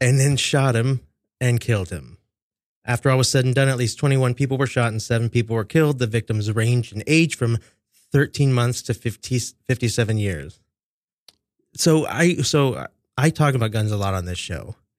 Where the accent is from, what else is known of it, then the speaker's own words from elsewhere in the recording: Kansas City, Missouri, United States; now in New York, United States; my hometown, Kansas City